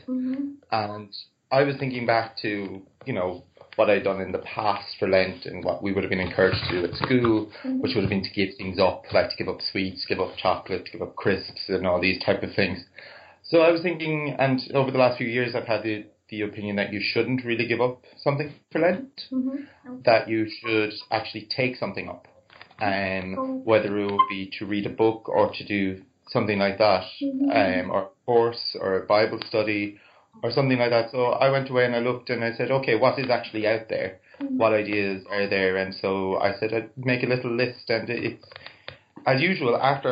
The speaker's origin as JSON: {"language": "English", "town": "Cork", "region": "Munster", "country": "Ireland", "said": "I'm from Cork in Ireland"}